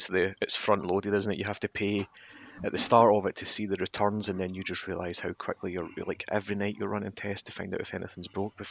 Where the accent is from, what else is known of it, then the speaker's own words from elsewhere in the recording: Scotland, United Kingdom; being Scottish